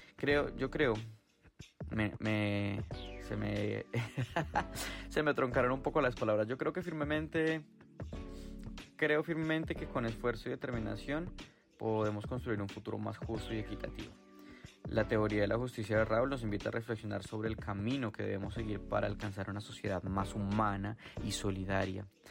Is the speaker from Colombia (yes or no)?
yes; Colombia; moved away; soy de Colombia